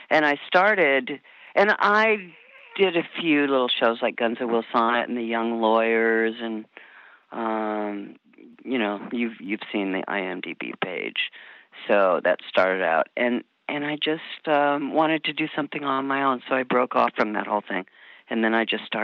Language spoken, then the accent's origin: English; Michigan, United States; born there; also born or lived in Iowa / Omaha; I was born in Michigan, and my dad worked for Mutual of Omaha, and he was moving up in the company, and we finally and all through the Midwest.